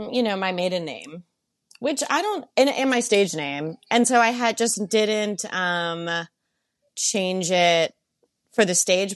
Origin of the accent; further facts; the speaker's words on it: Melbourne, Florida, United States; moved away as an adult; also born or lived in Virginia; now in New York City, United States; I went to school in Virginia, and I grew up in Melbourne, Florida